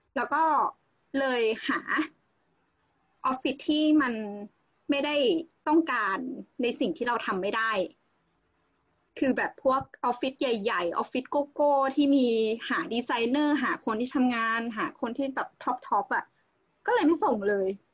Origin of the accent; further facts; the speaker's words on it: Central Thailand, Thailand; also born or lived in Khon Kaen; เราเป็นคนภาคกลางใช่ไหมเราเราก็ไปเรียนขอนแก่นแล้วเราก็กลับมา